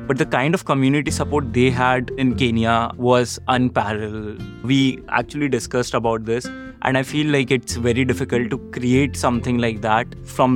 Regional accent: India; moved away; growing up in India

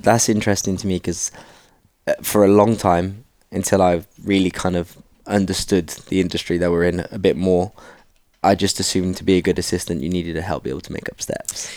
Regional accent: Cardiff, Wales, United Kingdom; moved away; me and … are from Cardiff

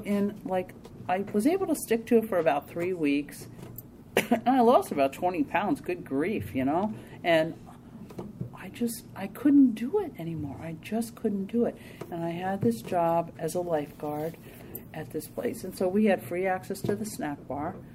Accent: New Jersey, United States; I'm from New Jersey, and this was I lived in New Jersey, and moved back up to where my parents near where my parents live

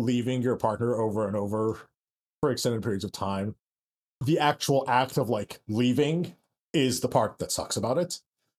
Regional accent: Lansing, Michigan, United States; moved away as an adult; also born or lived in Ann Arbor, Michigan; I grew up in Lansing and then went to college in Ann Arbor.

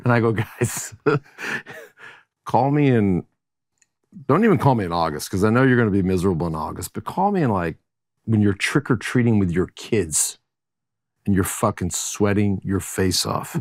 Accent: Texas, United States; also born or lived in Colorado; now in Austin, United States; born and raised in Texas and moved to Austin in nineteen eighty-nine

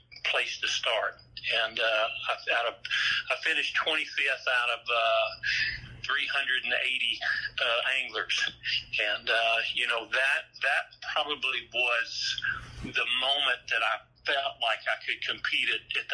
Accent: Pine Bluff, Arkansas, United States; also born or lived in Hot Springs, Arkansas; Pine Bluff, Arkansas, which was my hometown

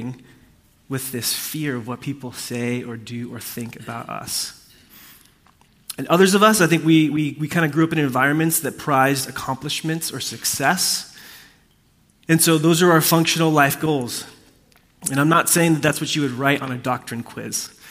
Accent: Puerto Rico; I come from a family that is a part of a kind of different, like, cultural faith tradition in Puerto Rico. That's what I grew up in.

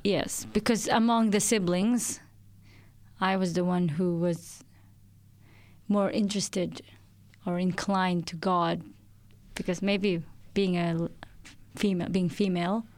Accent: Philippines; moved away as an adult; now in Australia; I'm originally from the Philippines and I moved here three and a half years ago

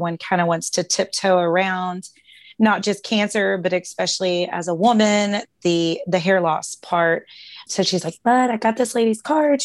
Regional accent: Louisville, Kentucky, United States; I'm from Louisville, Kentucky

